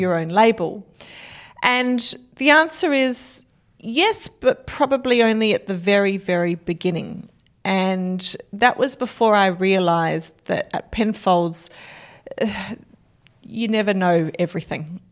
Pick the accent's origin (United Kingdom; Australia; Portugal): Australia; South Australia; back home in South Australia